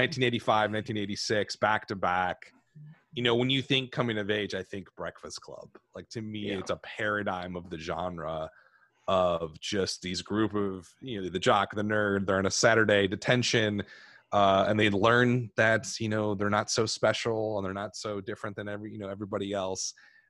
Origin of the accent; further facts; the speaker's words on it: near Chicago, Illinois, United States; I grew up kind of near Chicago